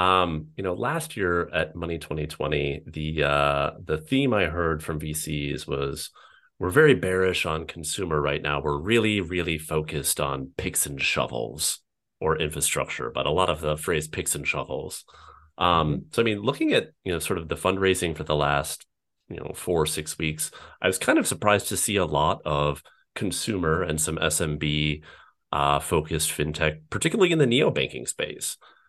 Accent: Netherlands; English is a second language; Don't let anyone hear my accent. So yes, I, on behalf of the Dutch people, I apologize for beating the Americans in the World Cup.

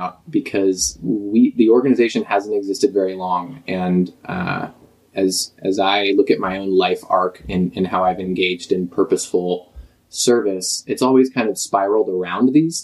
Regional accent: Vashon, Washington, United States; a home in my hometown of Vashon Island, which is just across the way, just a ferry ride from us now

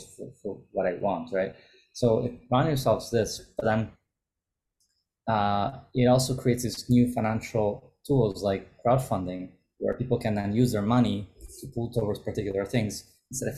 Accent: Italy; English is a second language; Look, my background is an Italian. I grew up in Italy, but also grew up in other countries. I went to international school

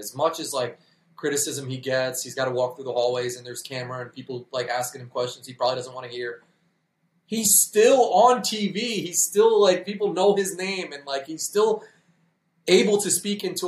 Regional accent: New York, United States; we're from New York

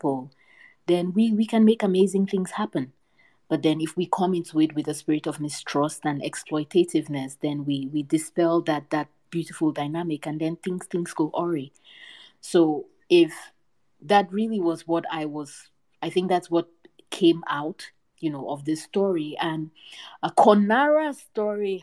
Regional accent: Cameroon; moved away; my home country of Cameroon.

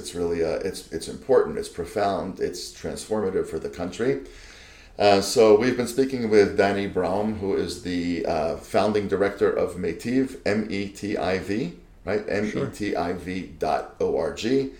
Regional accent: United States; moved away as an adult; now in Israel; And as a fellow immigrant, you came from the Netherlands, I came from the States, but you know, we're all in this together.

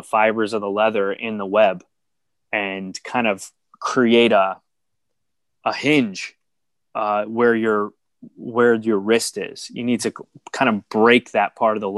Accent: New York, United States; now in California, United States; I'm born and raised in New York. I live in California now

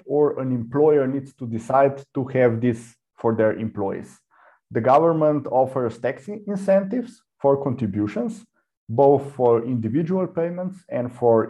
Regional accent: Slovenia; I come from Slovenia

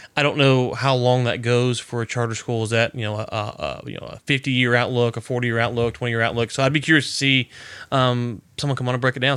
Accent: Louisiana, United States; I'm from Louisiana. I'm a redneck

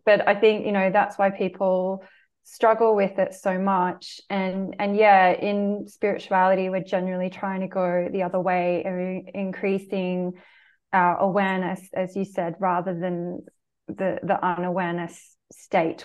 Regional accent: Australia; the culture I grew up in Australia

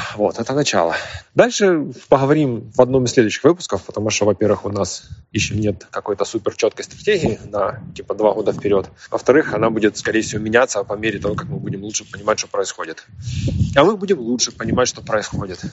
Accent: Ukraine; мы из Украины.

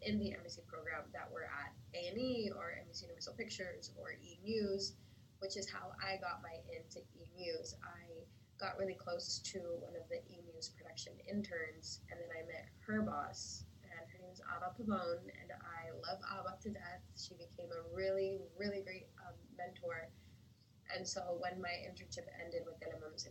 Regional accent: Los Angeles, California, United States; moved away as an adult; now in Miami, United States; I'm from LA, Mexicana, born and raised in Los Angeles

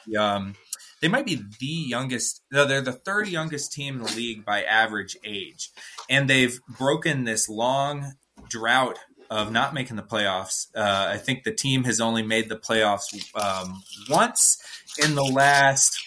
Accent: Atlanta, Georgia, United States; I'm from Atlanta

